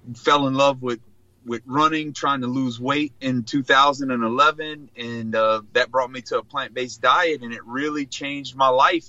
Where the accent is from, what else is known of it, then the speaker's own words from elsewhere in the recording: Choctaw Bay?, South Louisiana, United States; born and raised in South Louisiana, from a small rural community called called Chack Bay